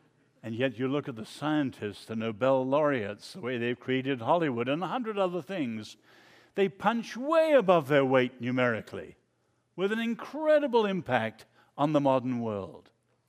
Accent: China; I grew up in China.

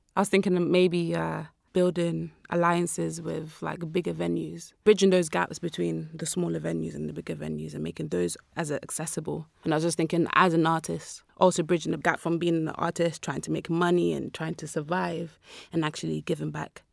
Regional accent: London, United Kingdom; I grew up in South London.

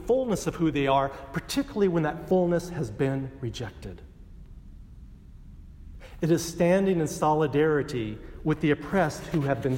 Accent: Texas, United States; I grew up in Texas, and most of my family was Baptist

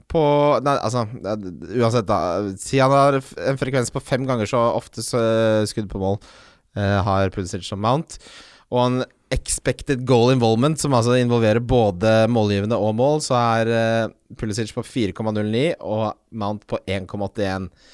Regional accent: Ski, Akershus, Norway; jeg vokste opp i Ski

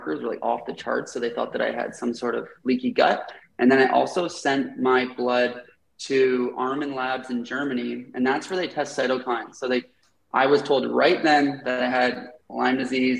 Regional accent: Canada; when I got home, I dove off home to Canada. I'm Canadian

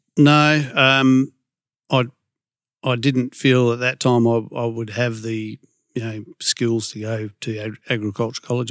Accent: Perth, Western Australia, Australia; I was, uh, born and raised in Carrnup

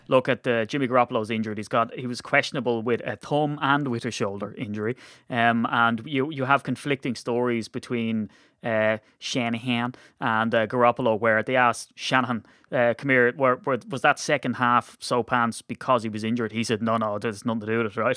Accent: Ireland; we're Irish

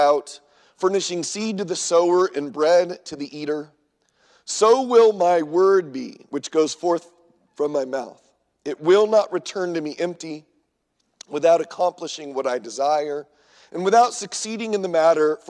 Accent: Southern California, United States; now in Minnesota, United States; I grew up in Southern California in the 80s.

